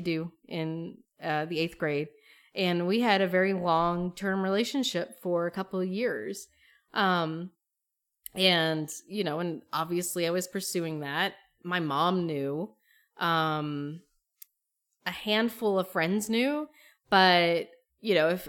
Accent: East Tennessee, United States; also born or lived in Greene County, Tennessee; We moved to East Tennessee when I was 2, and so I pretty much lived my whole life in Appalachia

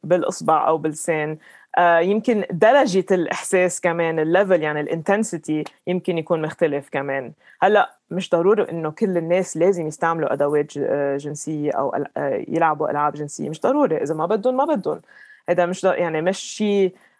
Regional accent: Lebanon; moved away as an adult; also born or lived in London, United Kingdom / Dubai, United Arab Emirates; now in Colorado, United States; انا لبنانيه ربيت بلبنان

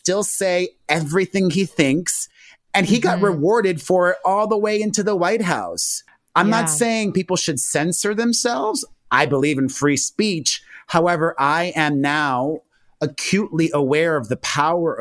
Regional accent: Miami, Florida, United States; I grew up in Miami, the son of Cuban immigrants

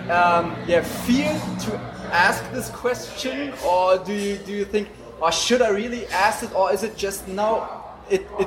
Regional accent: Cologne, North Rhine-Westphalia, Germany; he was in Cologne, in my hometown

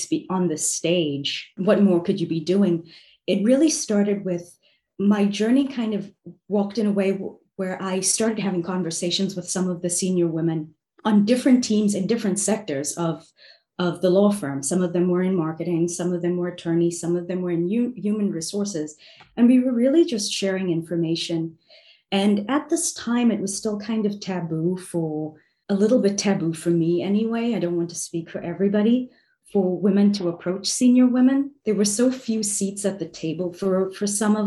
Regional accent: South Africa; now in New York City, United States; growing up in South Africa

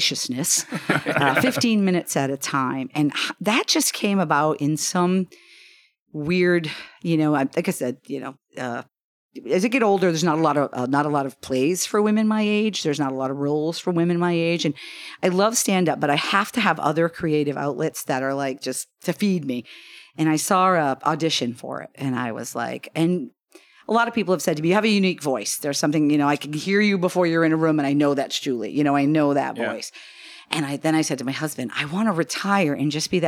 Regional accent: Maine, United States; we're from Maine

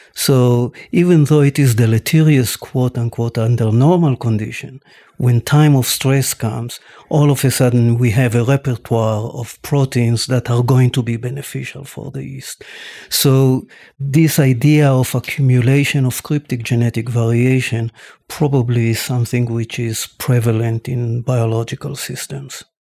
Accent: Tel Aviv, Tel Aviv District, Israel; I was born and raised in Tel Aviv

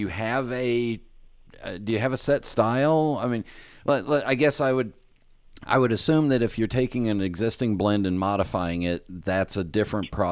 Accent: California, United States; I was born in California

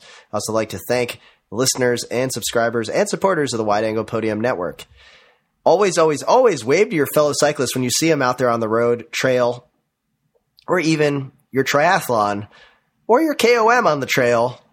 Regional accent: Minnesota, United States; growing up in the Minnesota cycling scene

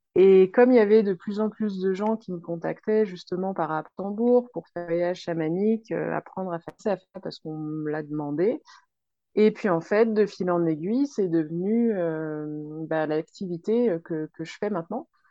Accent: a small village in Ain, Auvergne-Rhône-Alpes, France; moved away as an adult; je viens de France, dans un petit village de l'Ain

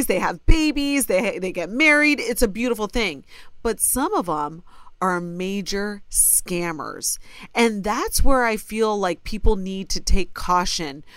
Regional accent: Ohio, United States; born or raised there

